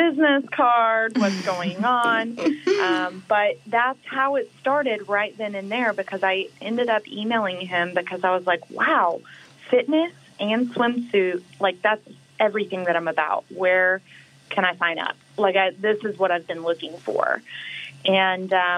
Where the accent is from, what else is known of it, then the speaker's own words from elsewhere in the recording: Waco, Texas, United States; moved away as an adult; also born or lived in Dallas, Texas; whenever I graduated high school, I moved from Waco, Texas to Dallas, Texas